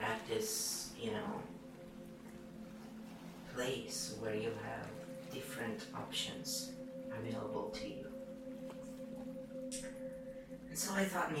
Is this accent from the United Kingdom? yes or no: no; Italy; Italians are so mixed